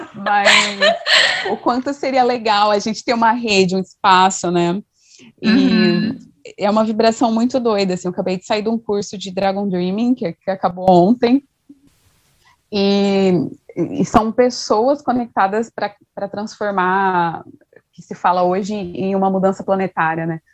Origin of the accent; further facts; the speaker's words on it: Mato Grosso do Sul, Brazil; sou do Mato Grosso do Sul, então um pouco distante.